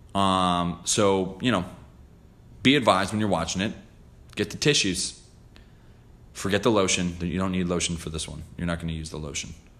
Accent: New Jersey, United States; I'm from Jersey

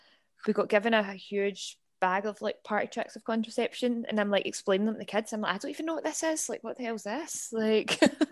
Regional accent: Cumbernauld, Scotland, United Kingdom; moved away as an adult; now in Glasgow, United Kingdom; No, but I'm from Cumbernauld. I live in the west end of Glasgow. But yeah, I am from Cumbernauld.

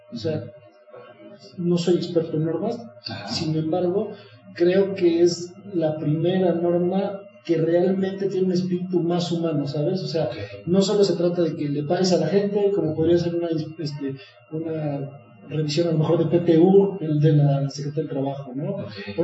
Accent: Mexico; como mexicanos

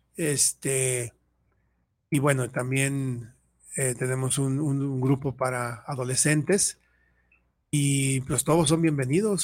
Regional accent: Mexico City, Mexico; yo soy de la Ciudad de México, y ahí en donde yo vivía

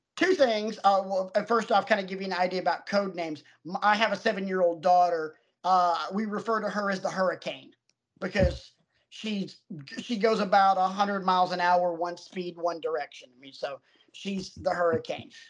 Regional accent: the South, United States; I grew up in the South

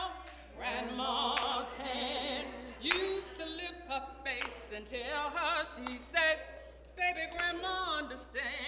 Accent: United States; United States of America

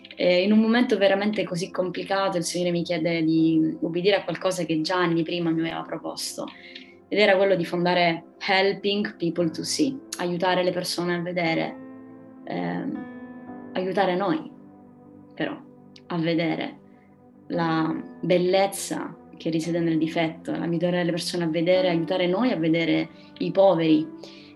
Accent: Pedara, Sicily, Italy; moved away as an adult; also born or lived in Milan / Rome / England; now in Catania, Italy; vi parlo da, dalla Sicilia, eh, più precisamente da Pedara, uno dei paesini più alti dell'Etna. Ehm, sono tornata

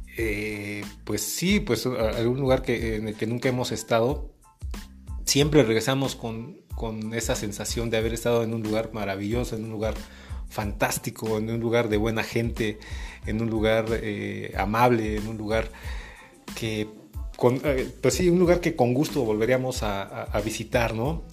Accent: Mexico; como mexicanos

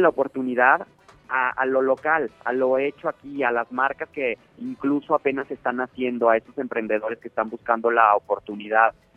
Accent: Mexico

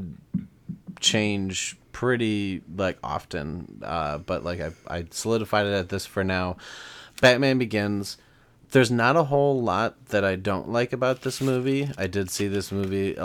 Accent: Chicago, Illinois, United States; we're from Chicago

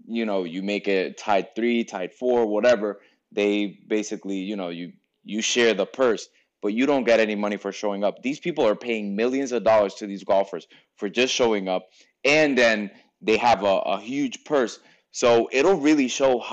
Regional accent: Puerto Rico; I'm from Puerto Rico

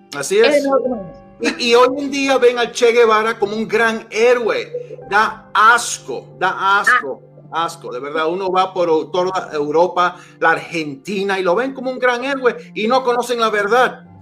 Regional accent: Miami, Florida, United States; also born or lived in New York; Nací en Nueva York, criado en Miami

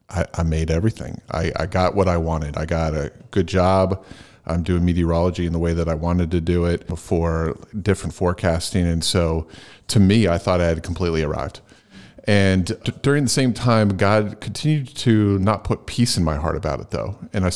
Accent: Phoenixville, Pennsylvania, United States; moved away as an adult; also born or lived in New England / Lancaster, Pennsylvania; I grew up in Chester County. Okay. In Phoenixville. And then I moved away and I was up in the New England area for a while. And then I moved back around, it was probably early 2000s.

